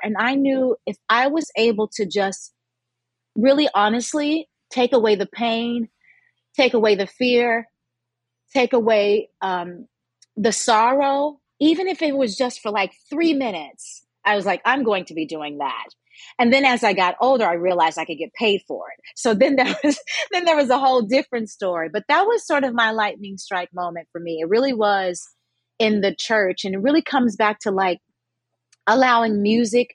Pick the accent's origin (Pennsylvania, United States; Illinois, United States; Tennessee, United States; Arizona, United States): Tennessee, United States; Memphis; I was raised in Memphis